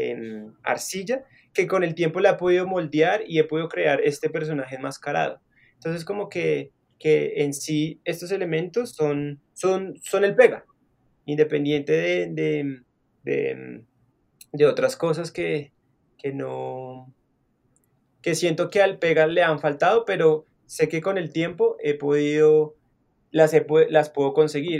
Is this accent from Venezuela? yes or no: no; Bogotá, Colombia; now in Zipaquirá, Colombia; soy de Bogotá, nací en Bogotá, y pues digamos, em, siempre me he movido como en, o crecí, digamos, en, la parte sur de la ciudad